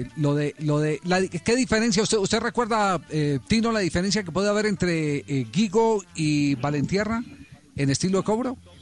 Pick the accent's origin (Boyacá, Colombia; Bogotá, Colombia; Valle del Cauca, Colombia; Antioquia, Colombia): Valle del Cauca, Colombia; Cali; Acá en mi barrio donde me crié, yo en, en Andrés Anín